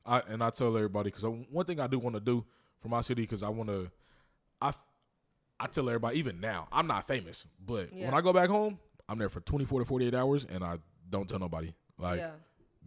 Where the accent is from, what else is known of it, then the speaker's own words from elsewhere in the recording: Kansas City, Missouri, United States; moved away; when I say I'm from Kansas City, be like, oh, you from Kansas? No, I'm not from Kansas.